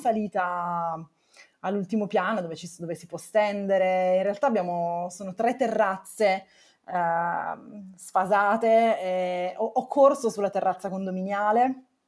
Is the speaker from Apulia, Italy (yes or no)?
no; Turin, Piedmont, Italy; moved away as an adult; now in Rome, Italy; mi sono trasferita da Torino, perché sono di Torino